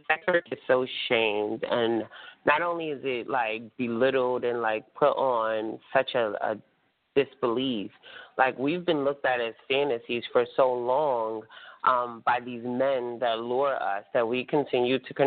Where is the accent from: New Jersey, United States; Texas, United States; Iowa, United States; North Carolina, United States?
New Jersey, United States; Atlantic City; Atlantic City, my hometown